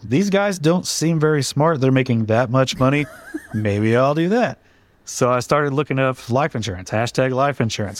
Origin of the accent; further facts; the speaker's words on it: Duncan, Oklahoma, United States; I'm from Duncan, Oklahoma, middle of nowhere. No one's ever heard of it